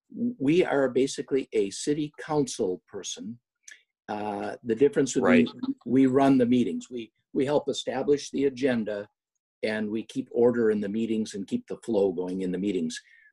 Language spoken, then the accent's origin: English; Rogers City, Michigan, United States; born and raised in Rogers City, Michigan, and at a time when Rogers City had twice the population that it currently has, so a little larger.